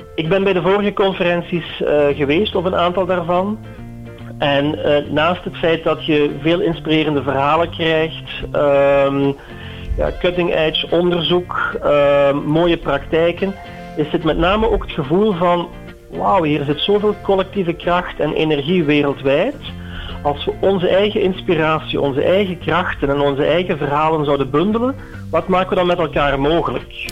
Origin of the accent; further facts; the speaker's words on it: Eindhoven, North Brabant, Netherlands; als Eindhovenaar